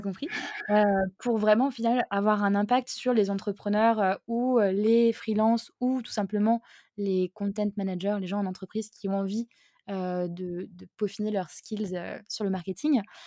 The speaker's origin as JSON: {"language": "French", "area": "Alsace", "region": "Grand Est", "country": "France", "said": "je suis alsacienne"}